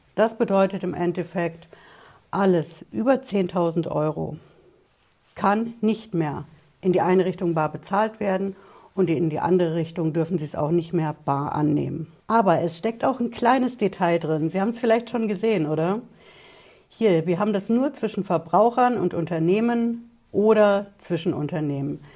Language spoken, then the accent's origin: German; Germany; bei uns in Deutschland